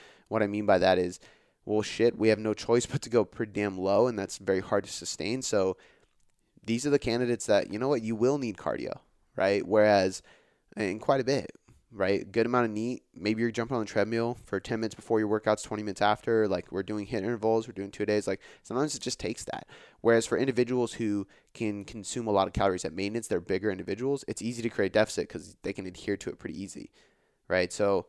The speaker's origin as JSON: {"language": "English", "region": "West Coast", "country": "United States", "said": "a lot of East Coast rap, even though I'm from the West Coast."}